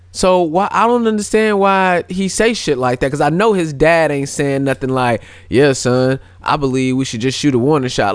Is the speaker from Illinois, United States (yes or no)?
no; St. Louis, Missouri, United States; also born or lived in California; I was born in Cali, but I was raised in Saint Louis